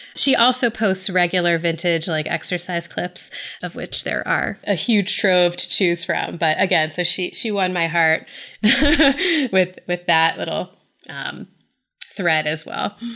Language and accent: English; Atlanta, Georgia, United States; I am from the South, and I, I'm from Atlanta